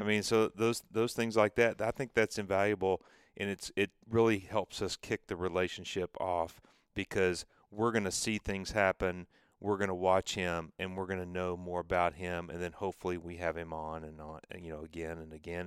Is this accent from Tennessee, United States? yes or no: yes; Tennessee, United States; I'm from Tennessee